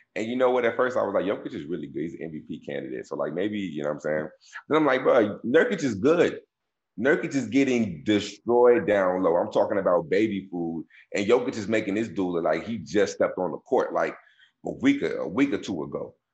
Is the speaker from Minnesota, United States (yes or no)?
no; Dallas, Texas, United States; I'm from Dallas